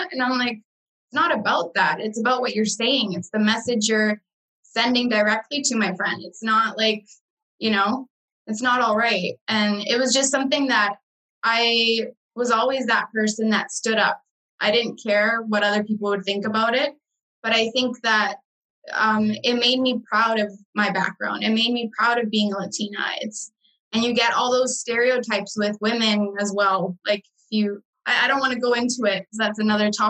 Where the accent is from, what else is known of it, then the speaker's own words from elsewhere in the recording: Guatemala; now in Canada; when I say I'm from Guatemala